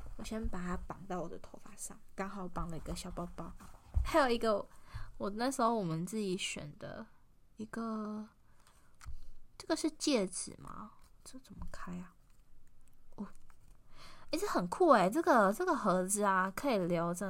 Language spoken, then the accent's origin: Chinese; within sight of Guishan Island, Yilan County, Taiwan; 我从小真的就是有，就是看着龟山岛长大的